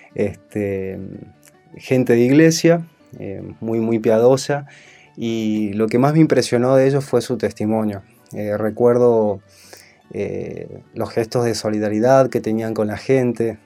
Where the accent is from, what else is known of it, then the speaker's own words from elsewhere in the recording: Salta, Argentina; moved away as an adult; now in Buenos Aires, Argentina; soy salteño